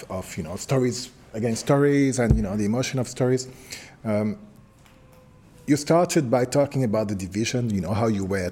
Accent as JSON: {"language": "English", "country": "France", "moved": "yes", "said": "I come from France"}